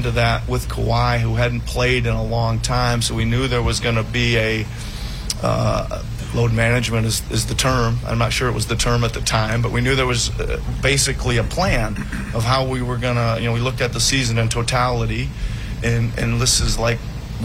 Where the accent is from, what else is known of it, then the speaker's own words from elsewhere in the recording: Iowa, United States; moved away; I was coaching the Iowa Energy at the time in the old D League, now the G League, as my home state